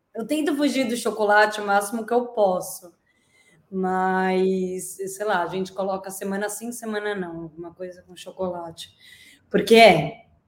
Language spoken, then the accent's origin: Portuguese; Brazil; now in Portugal; como nós brasileiros